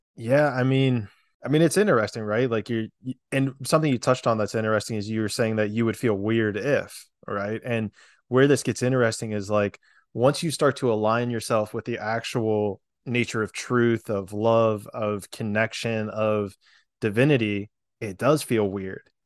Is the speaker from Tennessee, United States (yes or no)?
no; Pennsylvania, United States; moved away as an adult; also born or lived in Florida / San Diego, California; I grew up in Pennsylvania